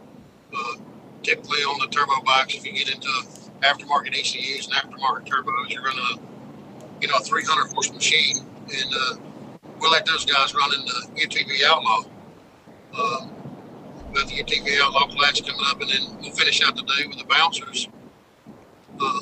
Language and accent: English; North Georgia Hill Country, United States; I come from Hill Country. It's not, North Georgia's not known for its mud. It's more, North Alabama, North Georgia, Hill Country.